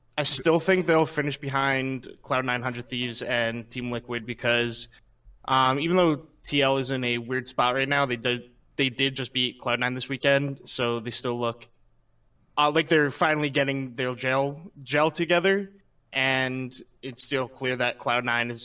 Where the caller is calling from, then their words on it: New Jersey, United States; I'm calling from New Jersey